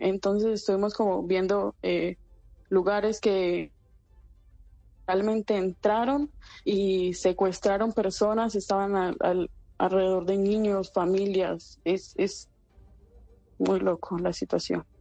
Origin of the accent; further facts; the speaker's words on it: Medellín, Antioquia, Colombia; now in Sderot, Israel; Yo soy de Medellín.